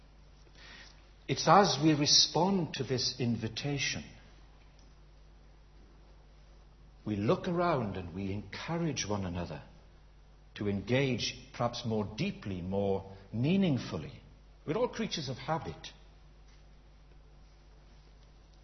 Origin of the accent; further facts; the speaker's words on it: United Kingdom; we're British